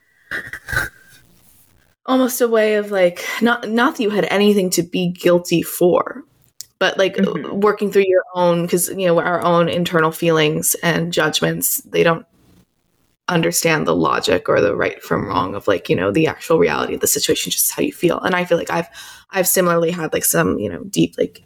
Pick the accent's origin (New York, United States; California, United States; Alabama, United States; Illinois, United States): New York, United States; New York City; I'm from New York City, where I grew up around a lot of atheists